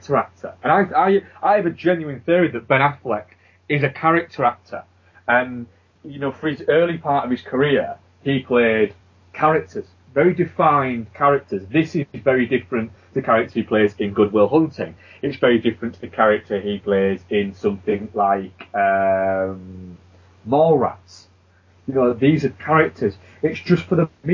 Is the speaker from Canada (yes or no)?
no; England, United Kingdom; we grew up in England, which is a very small place in comparison to America.